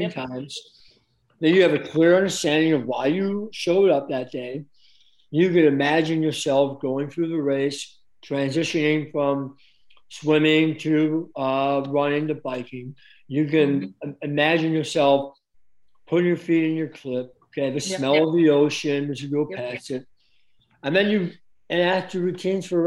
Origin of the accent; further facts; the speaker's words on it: Chicago, Illinois, United States; I'm from Chicago, right? Oh, I know all the streets